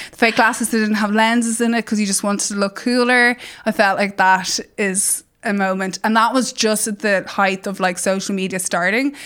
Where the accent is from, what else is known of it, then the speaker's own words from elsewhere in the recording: Ireland; as Irish people